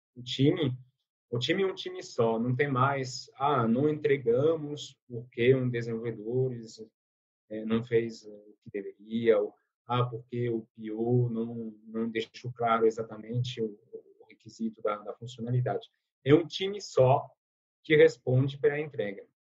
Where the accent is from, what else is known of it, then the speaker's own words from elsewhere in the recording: France; Portuguese is a second language; moved away as an adult; now in Brazil; eu sou francês, eu moro no Brasil há 11 anos